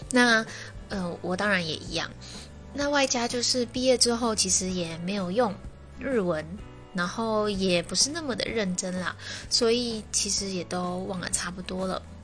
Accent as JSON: {"language": "Chinese", "country": "Taiwan", "said": "我们台湾人"}